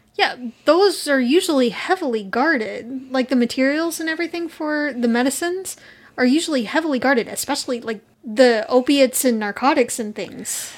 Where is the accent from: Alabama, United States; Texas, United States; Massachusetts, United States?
Texas, United States; we're from Texas.